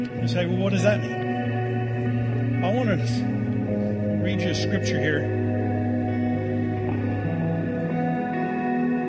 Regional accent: Tornado Alley in Oklahoma, United States; now in Colorado, United States; I'm come from Tornado Alley in Oklahoma

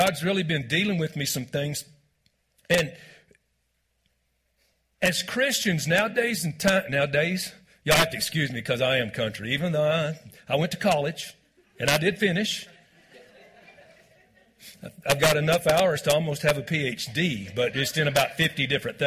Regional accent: Texas, United States; moved away as an adult; also born or lived in Branson, Missouri; I am originally from Texas

